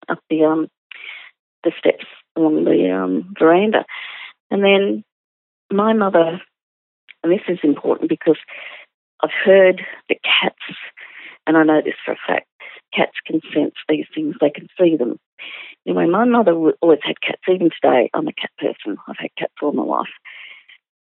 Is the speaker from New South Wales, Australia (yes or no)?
yes; Sydney, New South Wales, Australia; I grew up in the Sydney suburb of Ryde